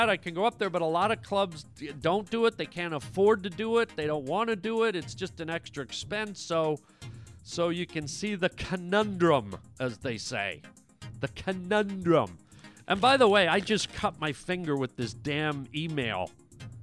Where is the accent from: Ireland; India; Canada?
Canada; now in United States; Canada, which is my home country